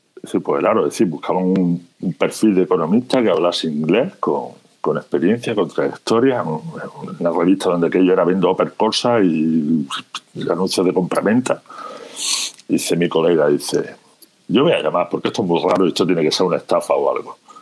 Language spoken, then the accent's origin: Spanish; Andalusia, Spain; moved away as an adult; also born or lived in Jaén / Málaga; now in Galicia, Spain; como mi acento remarca, de un pequeño pueblecito de Andalucía, eh, estuve muchísimos años viviendo entre Jaén y Málaga.